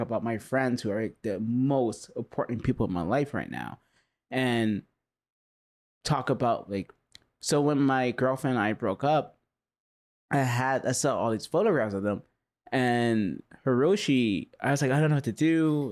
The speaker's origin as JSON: {"language": "English", "town": "Huntington Beach", "region": "California", "country": "United States", "tie": "born or raised there", "said": "I grew up in Huntington Beach"}